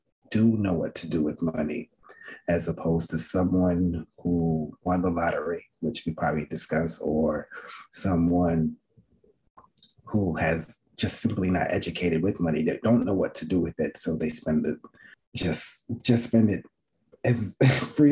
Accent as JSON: {"language": "English", "town": "New York City", "region": "New York", "country": "United States", "tie": "born or raised there", "said": "I grew up in Flatbush"}